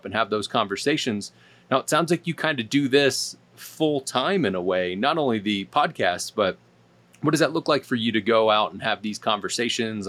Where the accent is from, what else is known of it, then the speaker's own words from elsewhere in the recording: Philadelphia, Pennsylvania, United States; I'm from Philly